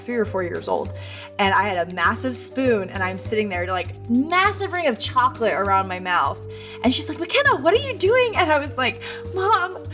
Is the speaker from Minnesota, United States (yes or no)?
no; Boise, Idaho, United States; now in Nashville, United States; I'm from Idaho originally